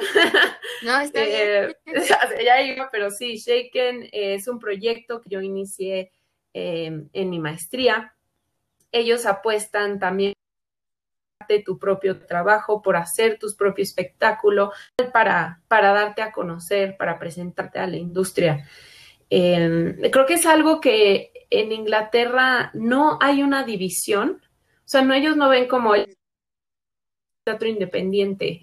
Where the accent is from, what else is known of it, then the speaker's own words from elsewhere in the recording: Mexico; como artistas mexicanas